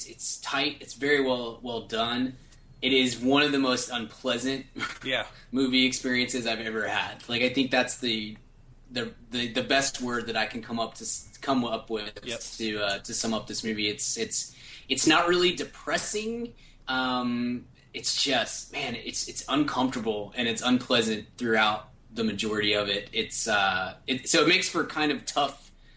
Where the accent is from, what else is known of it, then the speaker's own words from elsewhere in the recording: United States; I'm super American